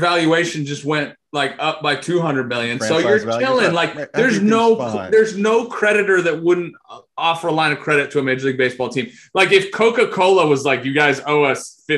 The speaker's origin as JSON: {"language": "English", "country": "Italy", "tie": "born or raised there", "moved": "yes", "said": "I had to grow up in Italy"}